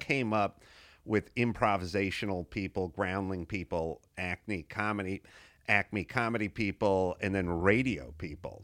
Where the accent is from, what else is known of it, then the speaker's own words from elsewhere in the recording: Los Angeles, California, United States; I grew up in North Hollywood